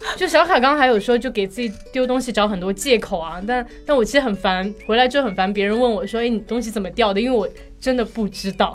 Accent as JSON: {"language": "Chinese", "country": "China"}